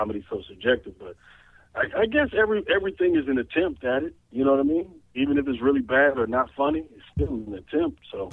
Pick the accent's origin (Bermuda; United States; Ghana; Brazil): United States; Chicago, Illinois; I'm from Chicago